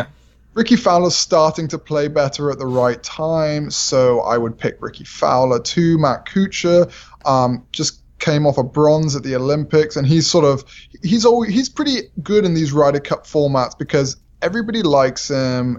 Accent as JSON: {"language": "English", "region": "England", "country": "United Kingdom", "said": "I'm English"}